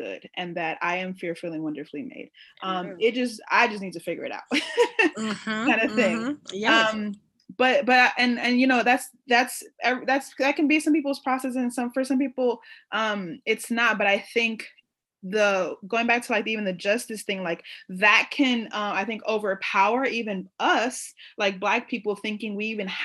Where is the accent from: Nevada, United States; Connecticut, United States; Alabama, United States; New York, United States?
New York, United States; New York City; I grew up in New York City, specifically around Puerto Rican, Dominican, African American